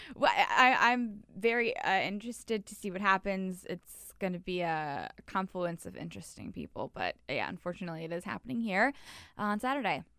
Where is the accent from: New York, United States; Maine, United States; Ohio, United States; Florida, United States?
Florida, United States; I was born and raised in Florida.